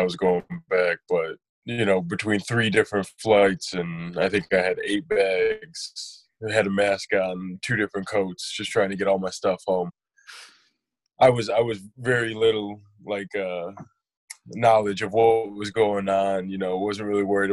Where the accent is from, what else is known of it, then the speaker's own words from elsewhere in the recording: Detroit, Michigan, United States; growing up around Detroit